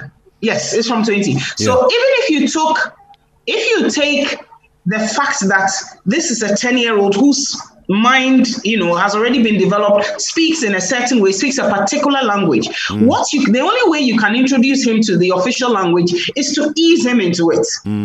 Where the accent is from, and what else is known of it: Ghana; accent: Ghanaian English